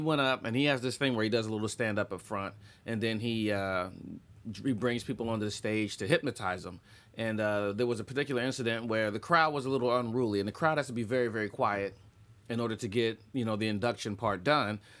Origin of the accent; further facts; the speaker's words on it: Columbus, Ohio, United States; I was standing in the back of a comedy club in my hometown. It's a funny bone.